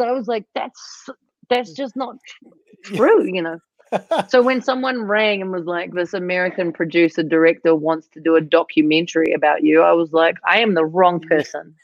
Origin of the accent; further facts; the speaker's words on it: New Zealand; moved away; I'm from New Zealand